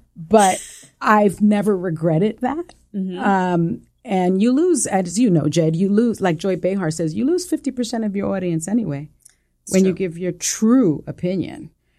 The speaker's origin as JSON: {"language": "English", "town": "New York City", "region": "New York", "country": "United States", "accent": "Puerto Rican", "first_language": "es", "said": "I'm a kid from the South Bronx. And I have a little bit of a, you know, Spanish is my first language. So I had a little bit of like a Puerto Rican, like a little, you know, twang"}